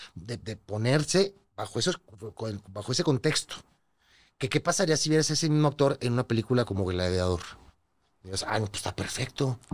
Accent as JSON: {"language": "Spanish", "town": "Torreón", "region": "Coahuila", "country": "Mexico", "moved": "yes", "said": "a Torreón de donde soy"}